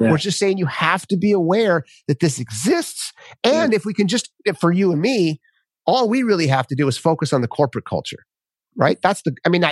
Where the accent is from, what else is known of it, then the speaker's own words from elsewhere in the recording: Minnesota, United States; I grew up in Minnesota